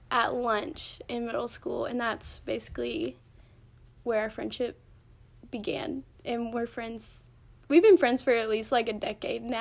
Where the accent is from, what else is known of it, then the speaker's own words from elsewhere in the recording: Medina, Tennessee, United States; also born or lived in Memphis, Tennessee; I'm from Medina. We're from Medina, Tennessee. I don't know. Y'all probably don't know where that is, but um, it's like four hours away from Chattanooga.